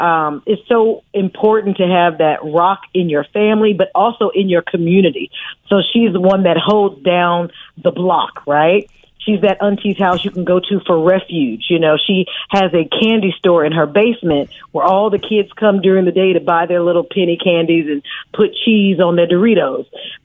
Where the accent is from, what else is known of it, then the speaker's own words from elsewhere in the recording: Oakland, California, United States; I'm from Oakland, California. I'm a native of Oakland.